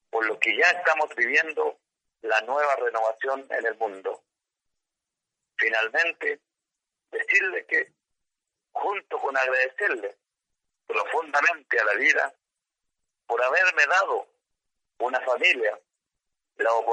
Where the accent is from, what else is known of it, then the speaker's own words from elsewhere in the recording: Mapuche territory, Chile; por mi pueblo mapuche, por nuestra creencia espiritual